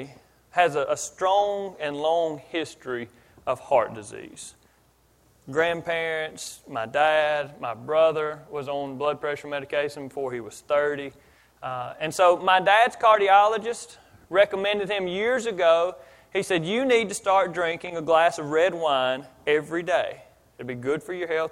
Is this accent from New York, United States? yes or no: no; Philadelphia, Pennsylvania, United States; now in Mississippi, United States; I grew up in Philadelphia